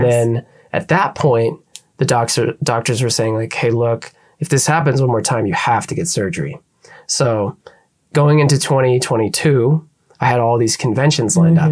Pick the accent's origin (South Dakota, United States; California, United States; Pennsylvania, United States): Pennsylvania, United States; moved away; my hometown of Pennsylvania